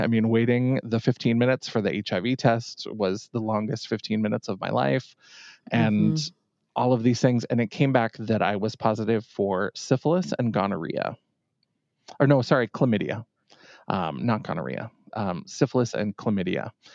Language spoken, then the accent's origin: English; Bowbells, North Dakota, United States; also born or lived in Grand Forks, North Dakota; I grew up in a little tiny town, Bowbells, North Dakota.